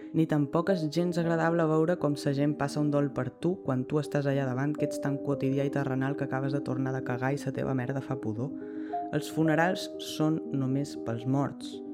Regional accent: Mallorca, Balearic Islands, Spain; Jo sóc de Mallorca

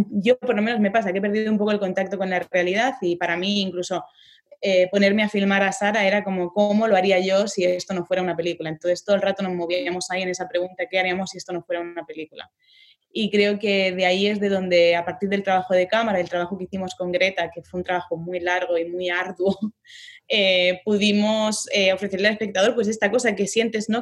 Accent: Ripollet, Catalonia, Spain; yo soy de Ripollet, que está a diez minutos de Barcelona

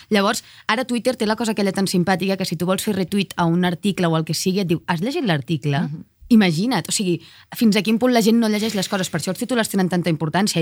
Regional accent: Cardedeu, Catalonia, Spain; tornant a casa meva de nit de Barcelona, que és on viuen els meus avis, cap a Cardedeu, al meu poble

